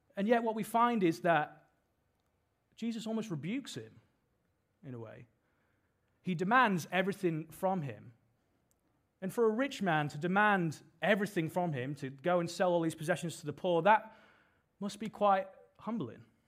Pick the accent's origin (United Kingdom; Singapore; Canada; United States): United Kingdom; now in Sydney, Australia; as you can probably tell from my accent, I'm from the U K